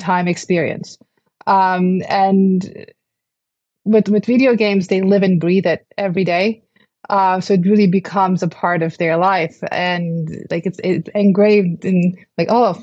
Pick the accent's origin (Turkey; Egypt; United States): Turkey; Istanbul; moved away; I'm from Istanbul. I didn't really grow up with American football. Football was soccer to us.